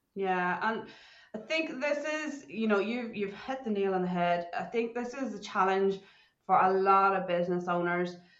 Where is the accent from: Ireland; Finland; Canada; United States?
Ireland; moved away as an adult; now in Perth, Australia; growing up in Ireland, I didn't even know what a computer was